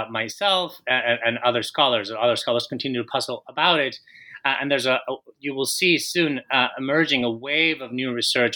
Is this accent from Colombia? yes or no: yes; Colombia; So on the personal side, I am Colombian. I was born and raised in Colombia.